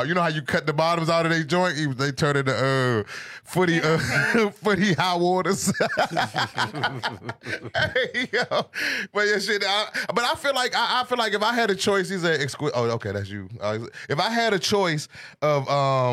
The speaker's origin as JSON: {"language": "English", "town": "Seat Pleasant", "region": "Maryland", "country": "United States", "tie": "born or raised there", "also_born_or_lived": "Southeast Washington, D.C.", "said": "I grew up in Seat Pleasant"}